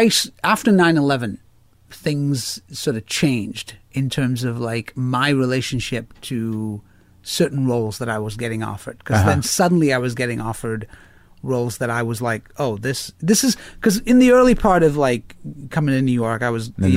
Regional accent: India; I don't know, I'm Indian, maybe, probably, I probably

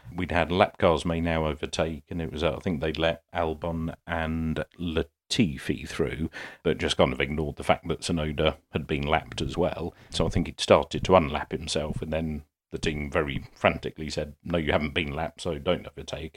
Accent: United Kingdom; I'm British

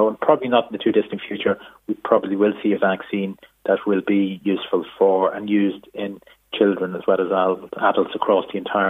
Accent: Israel; I'm from Israel

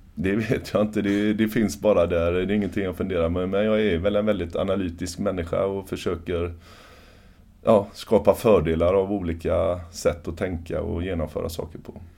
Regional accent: Sweden; som svensk

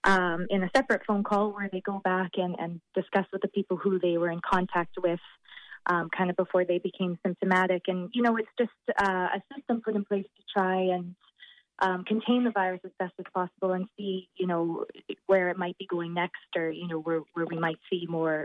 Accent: Saskatoon, Saskatchewan, Canada; moved away as an adult; now in Limerick, Ireland; I'm originally from Saskatoon, Saskatchewan, Canada, but I've moved here to Limerick to study medicine for the 4 years.

